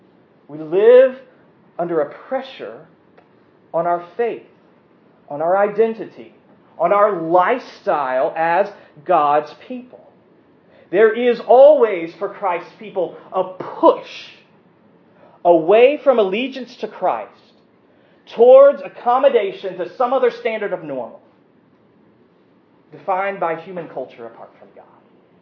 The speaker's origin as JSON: {"language": "English", "country": "United States", "said": "We as American Presbyterians"}